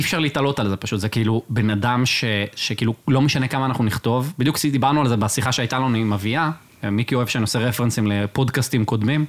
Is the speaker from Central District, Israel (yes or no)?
yes; Rosh HaAyin, Central District, Israel; now in Tel Aviv, Israel; אני מראש עין במקור, אני ומיקי